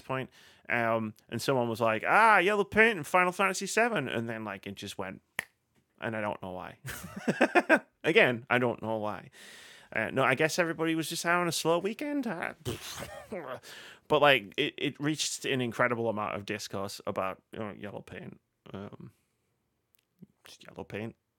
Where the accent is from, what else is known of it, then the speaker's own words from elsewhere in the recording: United Kingdom; we're all British here